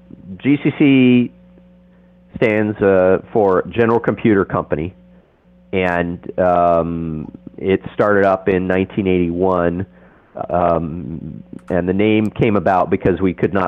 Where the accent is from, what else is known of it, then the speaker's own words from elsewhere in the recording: Amarillo, Texas, United States; I grew up in Amarillo, Texas